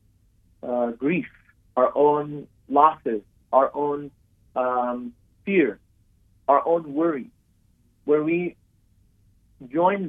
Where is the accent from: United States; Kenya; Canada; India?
United States; I'm born in America, I was raised here in America